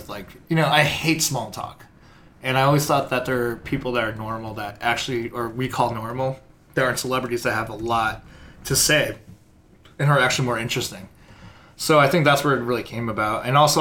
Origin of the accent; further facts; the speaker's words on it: Chicago, Illinois, United States; Born and raised in Chicago